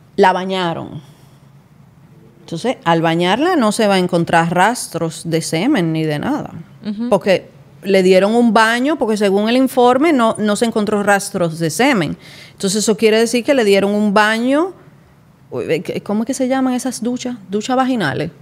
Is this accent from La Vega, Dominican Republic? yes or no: no; San Pedro de Macorís, Dominican Republic; yo soy de San Pedro, entonces uno se movía mucho para Juan Dolio, para la Romana, para la capital